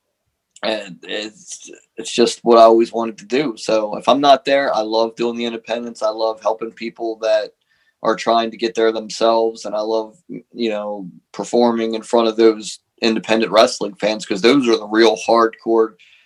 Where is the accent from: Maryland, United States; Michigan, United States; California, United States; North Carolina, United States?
Maryland, United States; Baltimore; I'm a Marylander. I'm from Baltimore, and I'm staying there for the rest of my life because it's who I am